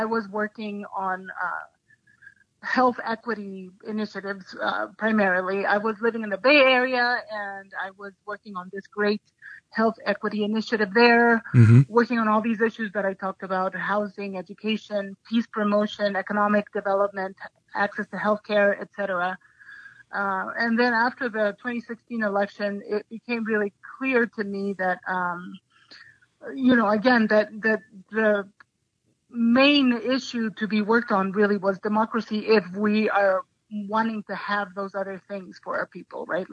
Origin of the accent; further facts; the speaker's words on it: Ecuador; also born or lived in Santa Fe, New Mexico; now in New Mexico, United States; I grew up in Ecuador.